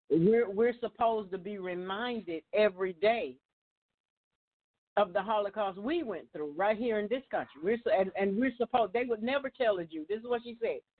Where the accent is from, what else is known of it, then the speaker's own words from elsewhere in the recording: United States; I was born here. Uh-huh. I'm an American.